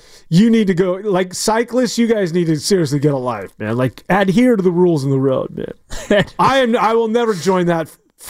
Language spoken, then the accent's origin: English; San Francisco, California, United States; born or raised there